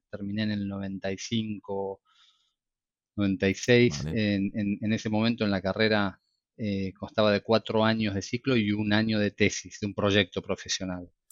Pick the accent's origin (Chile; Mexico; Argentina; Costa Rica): Argentina; moved away as an adult; now in Barcelona, Spain; yo soy de Argentina, estudié en Argentina, eh, como mi acento lo delata.